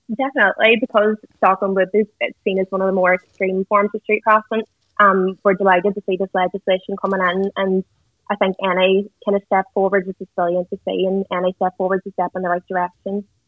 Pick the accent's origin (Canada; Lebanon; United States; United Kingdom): United Kingdom; Derry, Northern Ireland; we're both from Derry we actually went to the same nursery school, the same primary school, the same secondary school